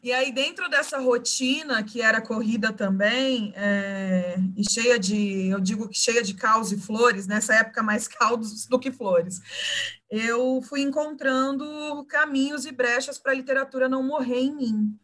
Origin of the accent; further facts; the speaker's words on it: Cuiabá, Mato Grosso, Brazil; moved away as an adult; now in São Paulo, Brazil; Eu vinha de Cuiabá, que é a minha raiz, e eu honro as minhas raízes, eu honro a minha cidade materna, que é onde está a minha família.